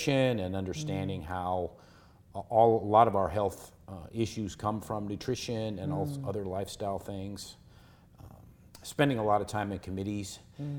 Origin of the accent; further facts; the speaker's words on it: Seattle, Washington, United States; I grew up in Seattle